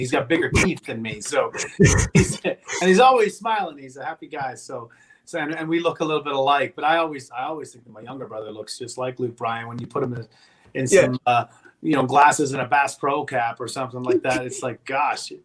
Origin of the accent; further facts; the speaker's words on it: Pembroke, Ontario, Canada; moved away as an adult; also born or lived in Kitchener-Waterloo, Ontario; I lived for 5 years after I moved away from Pembroke